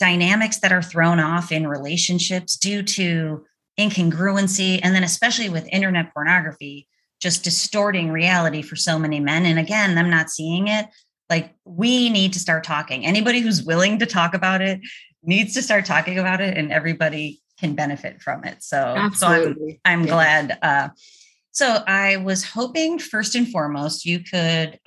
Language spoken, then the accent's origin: English; Orchard Park, New York, United States; now in Chapel Hill, United States; I'm from Buffalo too